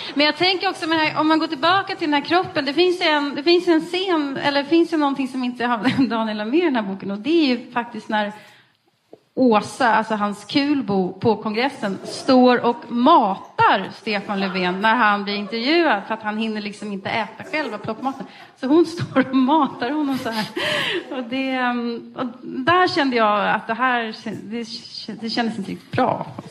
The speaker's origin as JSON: {"language": "Swedish", "town": "Västerås", "region": "Västmanland", "country": "Sweden", "said": "vi kommer eh, från Västeråsare båda två"}